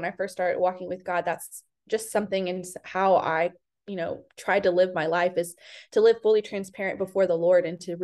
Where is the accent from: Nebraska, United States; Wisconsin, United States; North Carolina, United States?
North Carolina, United States; Fayetteville; moved away as an adult; also born or lived in Raleigh, North Carolina / Charlotte, North Carolina; now in Nashville, United States; I'm originally from Fayetteville, North Carolina. I grew up there. I was born and raised there